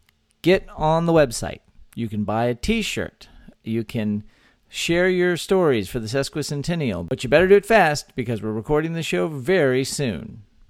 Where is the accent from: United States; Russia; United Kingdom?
United States; Texas; three friends born and raised in the Lone Star State share our views on the history, culture, and just what it means to be Texan.